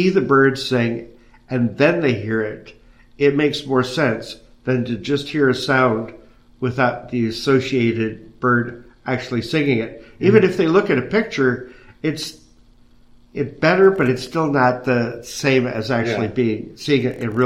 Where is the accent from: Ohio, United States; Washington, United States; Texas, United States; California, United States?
Ohio, United States; I grew up in Ohio, live in Ohio, and bird in Ohio